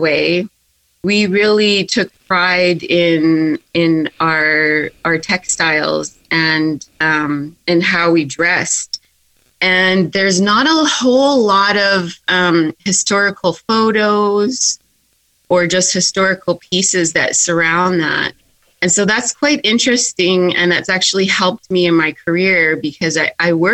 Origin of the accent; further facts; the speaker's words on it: Yukon, Canada; growing up in the Yukon